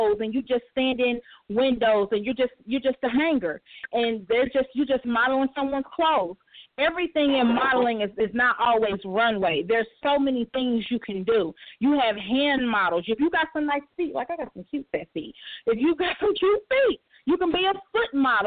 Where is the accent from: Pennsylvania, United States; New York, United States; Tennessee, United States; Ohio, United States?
Tennessee, United States; a country girl. I'm from Tennessee.